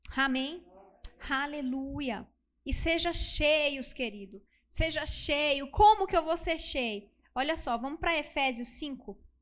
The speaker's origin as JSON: {"language": "Portuguese", "town": "Brasília", "region": "Federal District", "country": "Brazil", "said": "eu sou de Brasília"}